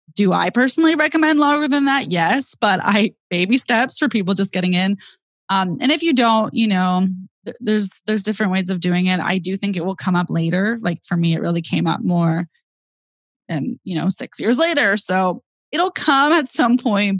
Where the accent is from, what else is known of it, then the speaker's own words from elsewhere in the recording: Bay Area, California, United States; I'm from the Bay Area. I grew up with my younger sister